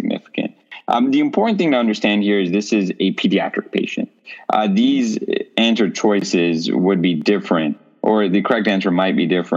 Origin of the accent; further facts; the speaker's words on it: India; moved away; I'm from India.